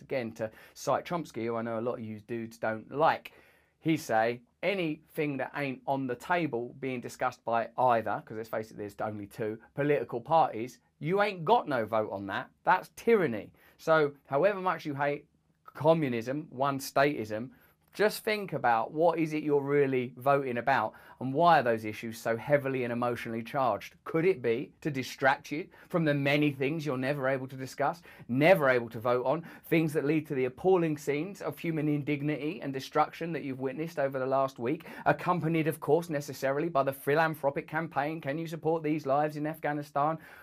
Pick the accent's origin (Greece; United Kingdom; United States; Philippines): United Kingdom; England; As an English person